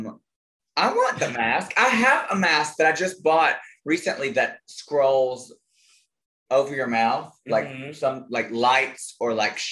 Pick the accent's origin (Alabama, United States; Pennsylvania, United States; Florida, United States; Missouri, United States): Alabama, United States; I am from Alabama